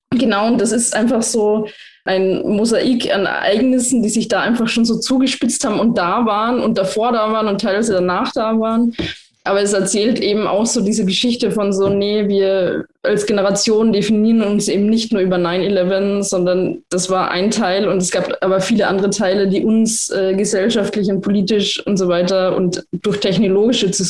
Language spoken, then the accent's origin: German; Lienz, Tyrol, Austria; jeder, der aus Lienz, aus meiner Heimat, Heimatstadt in Osttirol kommt